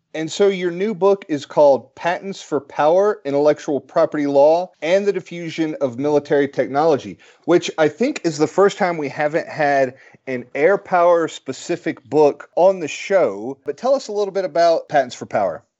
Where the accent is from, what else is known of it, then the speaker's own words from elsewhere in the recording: United States; as an American